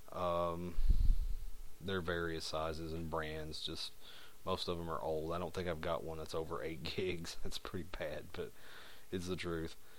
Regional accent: United States; accent: hillbilly; my terrible hillbilly accent

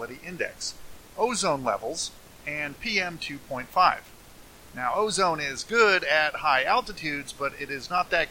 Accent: California, United States; I'm a Californian

